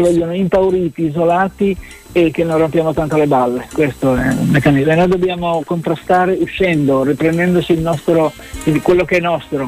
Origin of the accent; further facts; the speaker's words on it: Genoa, Liguria, Italy; moved away